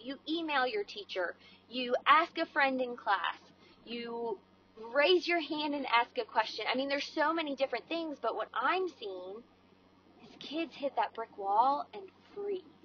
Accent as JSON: {"language": "English", "region": "Maryland", "country": "United States", "tie": "born or raised there", "moved": "yes", "lives_now": "Georgia, United States", "said": "I grew up in Maryland"}